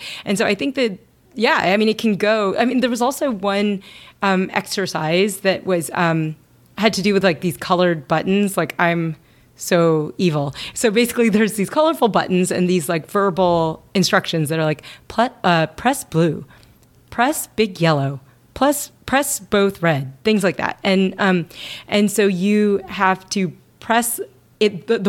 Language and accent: English; Kentucky, United States; I mean, I grew up in Kentucky, right?